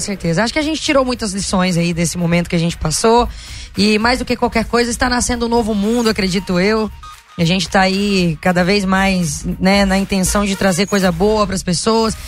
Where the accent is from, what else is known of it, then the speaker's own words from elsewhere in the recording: Araguaína, Tocantins, Brazil; moved away; also born or lived in Goiânia, Goiás; eu saí de Goiânia, fui pro Tocantins, e fui criada lá no estado.